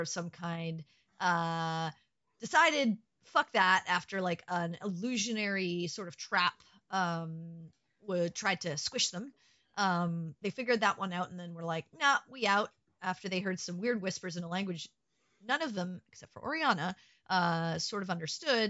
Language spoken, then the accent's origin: English; Canada; I'm a Canadian